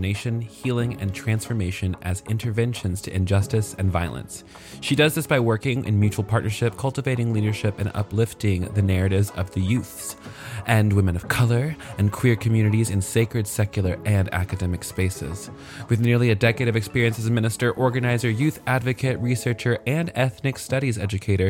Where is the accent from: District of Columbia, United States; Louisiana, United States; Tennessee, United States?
Tennessee, United States; Clarksville; I grew up in Clarksville, Tennessee, but really it was like Woodlawn, which is like the boonies and country as fuck